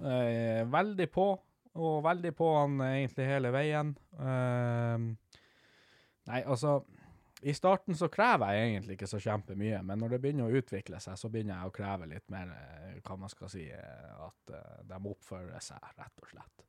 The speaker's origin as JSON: {"language": "Norwegian", "town": "Havøysund", "region": "Finnmark", "country": "Norway", "said": "jeg er fra Havøysund"}